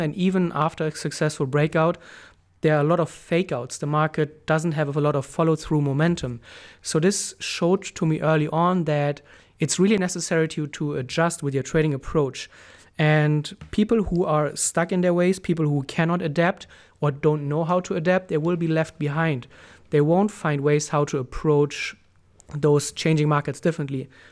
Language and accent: English; Germany; moved away as an adult; also born or lived in Thailand; I moved back to, to Germany, to my home country.